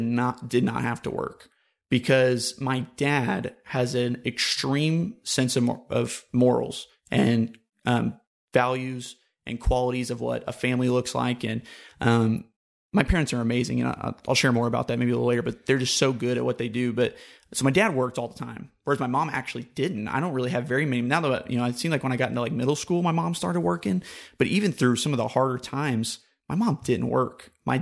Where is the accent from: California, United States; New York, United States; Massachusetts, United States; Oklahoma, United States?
Oklahoma, United States; also born or lived in Gulf area; So, I'm from the Gulf area, but from initially from before I was in St. Louis, I lived in Oklahoma. And actually, if you do the math, I actually lived in Oklahoma most of my life.